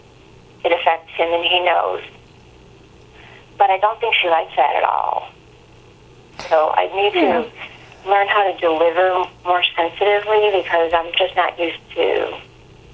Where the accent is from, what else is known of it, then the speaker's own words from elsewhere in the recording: Chicago, Illinois, United States; also born or lived in New York; I'm from Chicago, so so, and I used to live in New York